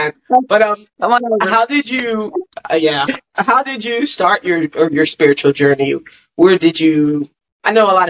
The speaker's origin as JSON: {"language": "English", "area": "Jersey Shore", "region": "New Jersey", "country": "United States", "moved": "yes", "lives_now": "Atlanta, United States", "said": "I'm from the Jersey Shore, so I'm from, you know, by the beach"}